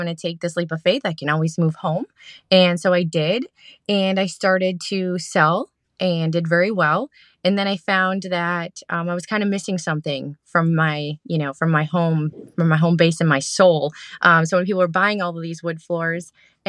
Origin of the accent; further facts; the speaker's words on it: Green Bay, Wisconsin, United States; now in the South, United States; Wisconsin. I'm from the from Titletown area, from Green Bay, Appleton area.